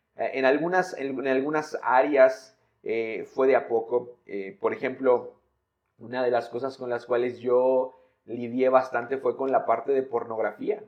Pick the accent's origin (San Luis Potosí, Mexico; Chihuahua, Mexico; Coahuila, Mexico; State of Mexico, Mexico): San Luis Potosí, Mexico; soy de San Luis